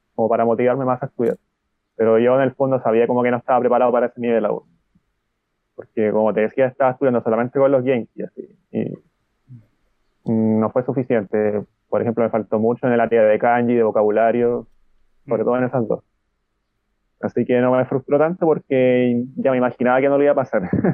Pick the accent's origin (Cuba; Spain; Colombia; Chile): Chile; now in Santiago, Chile; soy de Chile, tengo 28 años